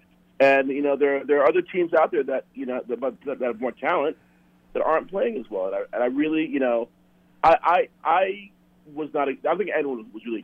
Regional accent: Scarsdale, New York, United States; now in Minneapolis, United States; So I grew up in a town called Scarsdale, New York. So I live in Minneapolis now, but I grew up in Scarsdale.

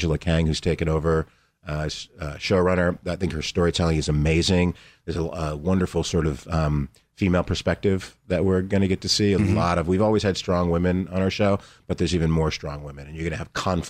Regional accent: New Jersey, United States; I grew up in New Jersey, blue collar.

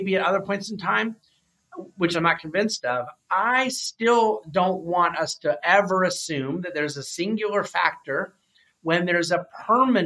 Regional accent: United States; I'm an American.

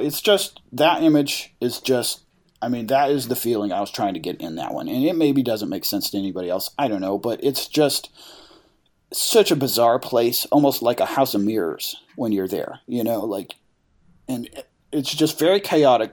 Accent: Farmington, New Mexico, United States; I was born in Farmington

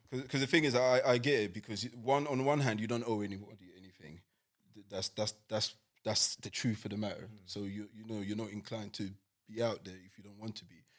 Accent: London, United Kingdom; I grew up in East London.

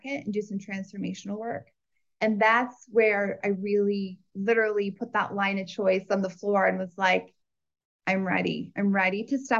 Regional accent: Iowa, United States; I grew up in a farm in Iowa

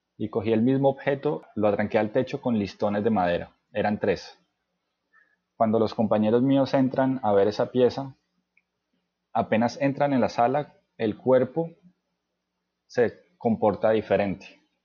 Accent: Cartagena, Bolívar, Colombia; moved away as an adult; also born or lived in Cali / France; nací en Cali, y me crié en la ciudad de Cartagena.

